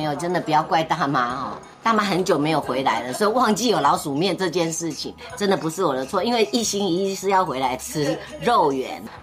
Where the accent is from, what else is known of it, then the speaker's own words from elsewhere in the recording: Taichung, Taiwan; 也就是我的家乡，也是台中人